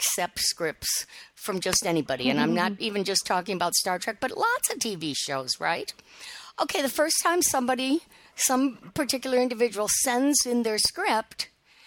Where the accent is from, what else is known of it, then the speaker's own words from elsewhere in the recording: Detroit, Michigan, United States; When I was in high school, growing up in the Detroit area